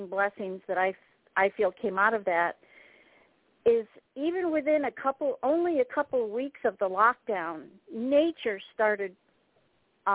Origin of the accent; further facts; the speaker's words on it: Syracuse, New York, United States; moved away; I'm from Syracuse originally